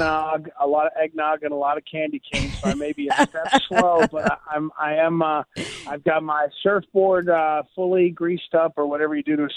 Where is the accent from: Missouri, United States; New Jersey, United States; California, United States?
Missouri, United States; moved away; he's a friend of mine from my home state of Missouri.